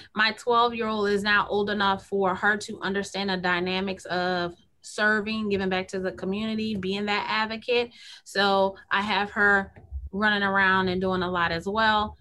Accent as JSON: {"language": "English", "town": "Kenner", "region": "Louisiana", "country": "United States", "tie": "born or raised there", "said": "I was born and raised in the South Side of Kenner"}